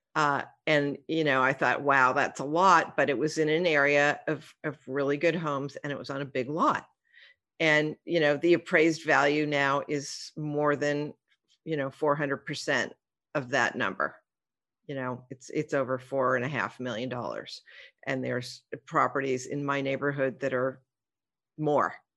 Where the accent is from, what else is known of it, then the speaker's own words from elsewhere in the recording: Los Angeles, California, United States; We grew up in the San Fernando Valley